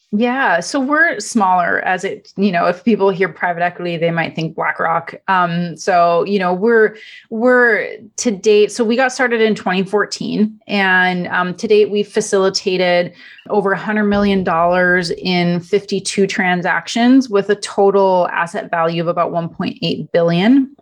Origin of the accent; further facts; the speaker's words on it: Canada; first language Italian; English is a second language; moved away as an adult; also born or lived in Europe; now in Los Angeles, United States; I'm originally from Canada. Uh, my parents are immigrants from Italy. So, uh, Italian is actually my first language. Uh, grew up in Canada